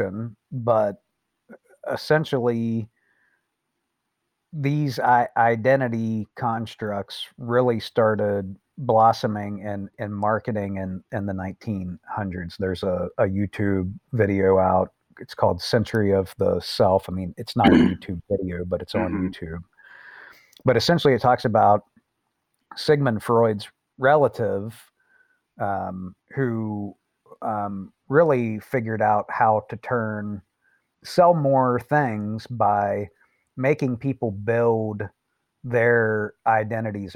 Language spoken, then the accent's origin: English; Appalachia, United States; I'm from Appalachia. And, you know, I'm an American and I'm from the United States